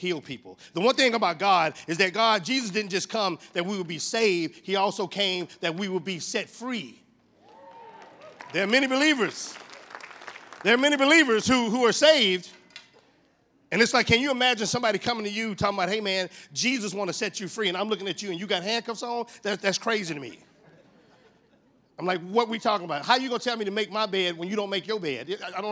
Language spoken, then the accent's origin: English; Texas, United States; I'm from Texas